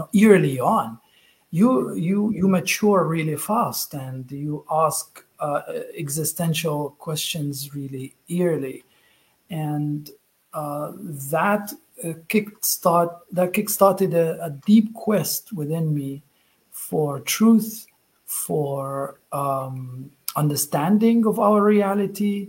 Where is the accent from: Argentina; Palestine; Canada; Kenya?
Palestine; Gaza, Gaza Strip; moved away; I was born in Gaza, Palestine.